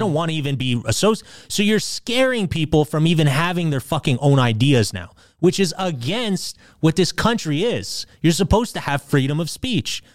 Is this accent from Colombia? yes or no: no; Canada; we're Canadian